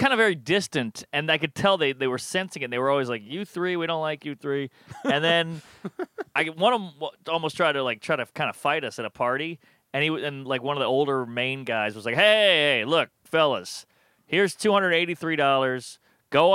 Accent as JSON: {"language": "English", "town": "New York City", "region": "New York", "country": "United States", "tie": "born or raised there", "moved": "yes", "lives_now": "New Orleans, United States", "said": "I grew up in Brooklyn."}